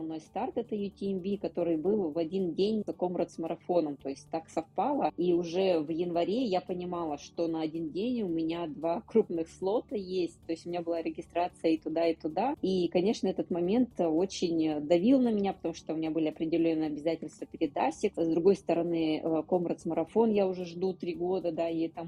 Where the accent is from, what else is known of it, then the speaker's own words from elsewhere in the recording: Yekaterinburg, Sverdlovsk Oblast, Russia; Сейчас я нахожусь э, в Екатеринбурге, в родном городе.